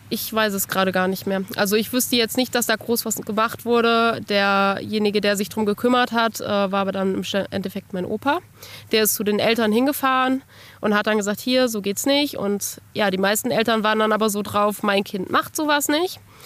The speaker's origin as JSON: {"language": "German", "town": "Bad Arolsen", "region": "Hesse", "country": "Germany", "tie": "born or raised there", "moved": "yes", "lives_now": "Kassel, Germany", "said": "Geboren und aufgewachsen bin ich in Bad Arolsen"}